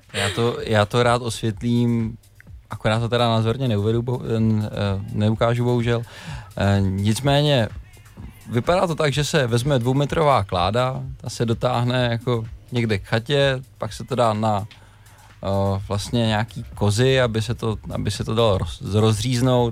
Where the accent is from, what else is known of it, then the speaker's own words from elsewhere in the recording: Všenory, Central Bohemian Region, Czechia; u nás ve Všenorech se ještě dělá sídr